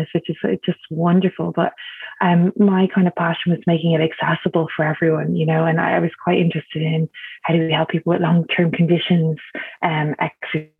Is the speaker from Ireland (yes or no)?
yes; Dublin, Leinster, Ireland; I grew up in Dublin in Ireland